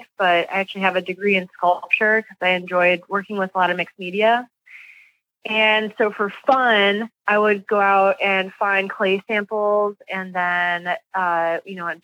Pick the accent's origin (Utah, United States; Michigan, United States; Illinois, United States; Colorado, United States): Illinois, United States; Joliet; I'm originally from Joliet, Illinois